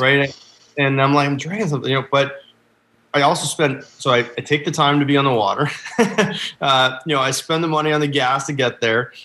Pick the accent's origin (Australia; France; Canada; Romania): Canada; about an hour north of Toronto, Ontario; also born or lived in Boston, United States; I grew up uh, just north of the border. Actually, so I'm I'm about an hour north of Toronto